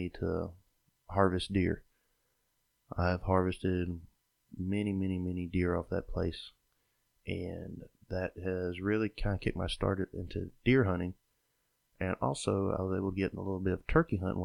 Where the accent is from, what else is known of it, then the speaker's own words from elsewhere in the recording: Sylvester, Georgia, United States; I was born and raised in South Georgia, grew up in Sylvester, Georgia